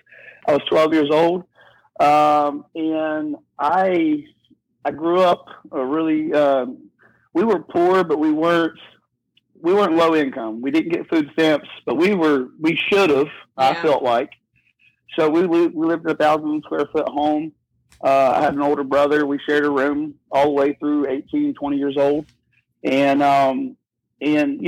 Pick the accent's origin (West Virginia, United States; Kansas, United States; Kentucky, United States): West Virginia, United States; I'm from West Virginia and a little small town